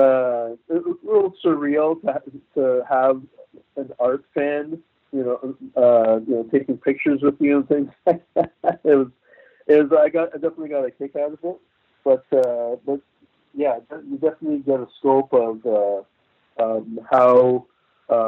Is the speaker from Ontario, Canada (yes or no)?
yes; Toronto, Ontario, Canada; also born or lived in St. Kitts; now in Burlington, Canada; I grew up in Toronto